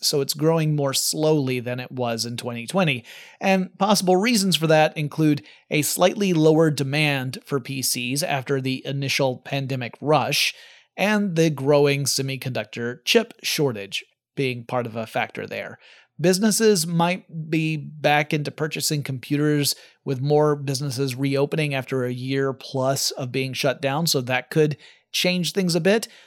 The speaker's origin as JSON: {"language": "English", "country": "United States", "said": "I'm American"}